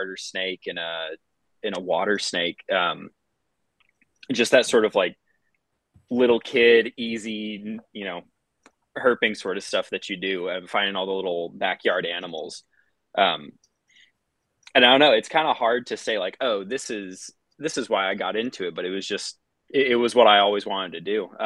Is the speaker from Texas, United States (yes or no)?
yes; San Antonio, Texas, United States; also born or lived in New Mexico; Lived in and around San Antonio for most of my childhood, at least the parts that I can remember. I was born out in New Mexico, but we moved when I was really young